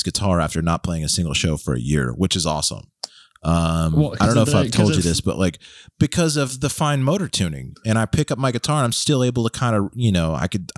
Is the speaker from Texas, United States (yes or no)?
yes; Texas, United States; As a Texan